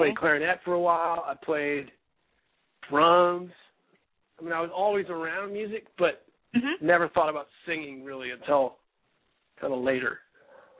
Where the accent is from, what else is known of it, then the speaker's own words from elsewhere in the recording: Westchester, New York, United States; I grew up in Westchester, New York